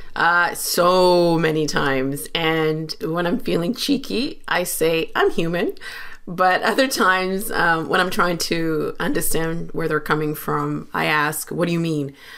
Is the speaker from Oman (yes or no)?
no; Uganda; I'm from Uganda.